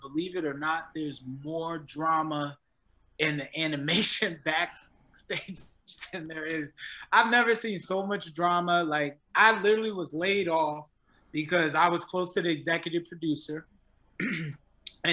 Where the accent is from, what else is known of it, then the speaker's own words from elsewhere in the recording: Philadelphia, Pennsylvania, United States; also born or lived in Florida; now in Los Angeles, United States; I'm originally from Philly.